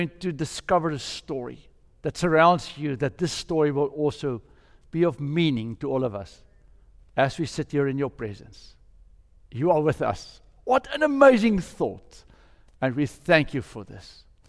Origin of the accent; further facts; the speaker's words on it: South Africa; That was really strange to us because we came from South Africa, and if you go to any Reformed church in South Africa, what you will find on top of the steeple is a rooster.